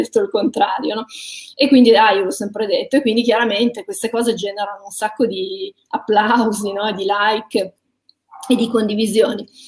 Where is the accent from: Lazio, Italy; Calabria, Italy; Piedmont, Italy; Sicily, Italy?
Piedmont, Italy; Ivrea; sono nata a Ivrea